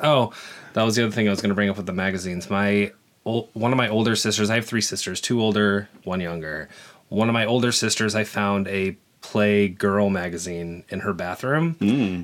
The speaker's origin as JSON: {"language": "English", "region": "Nebraska", "country": "United States", "tie": "born or raised there", "also_born_or_lived": "Dallas", "moved": "as an adult", "said": "I am 40 years old, um, and I grew up in Nebraska."}